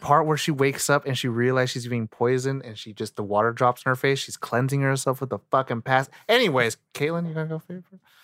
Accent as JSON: {"language": "English", "country": "United States", "said": "as an American viewer, as a Asian dude"}